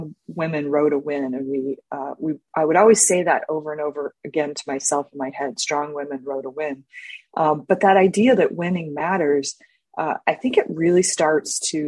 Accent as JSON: {"language": "English", "town": "Orlando", "region": "Florida", "country": "United States", "tie": "born or raised there", "said": "I grew up in Orlando, Florida."}